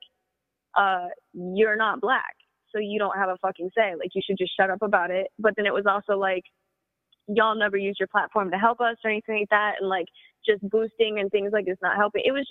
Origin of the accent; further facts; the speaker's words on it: East St. Louis, Illinois, United States; I grew up in East St. Louis